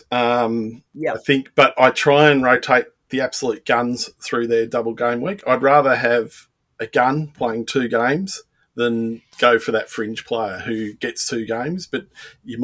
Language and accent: English; Melbourne, Victoria, Australia; I'm from Melbourne